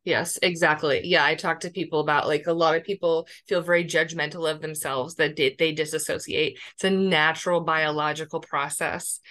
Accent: Pennsylvania, United States; moved away as an adult; also born or lived in San Diego; I grew up in Pennsylvania

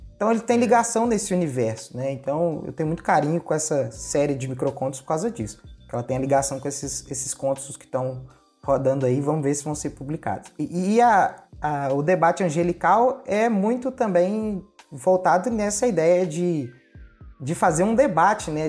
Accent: Ipatinga, Minas Gerais, Brazil; Eu sou mineirinho. Eu. Ah. Eu nasci em Patinga, eu moro perto de Patinga

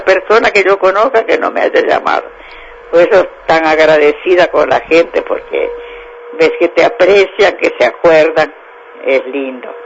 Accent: Josefina, Santa Fe, Argentina; moved away as an adult; now in María Juana, Argentina; Yo nací en Josefina, provincia de Santa Fe.

